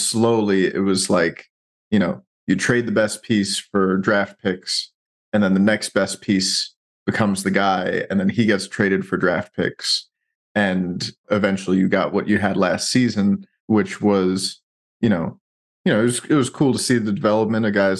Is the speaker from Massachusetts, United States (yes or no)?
no; New York, United States; Yeah, so I grew up in New York, went to school in Boston, fell in love with a girl from San Antonio